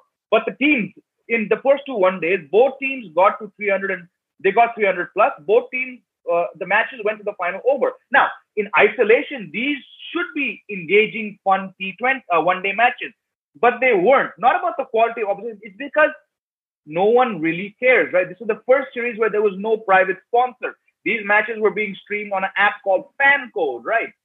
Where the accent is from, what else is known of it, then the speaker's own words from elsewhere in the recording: India; I'm white uh, born and raised in India fourth generation American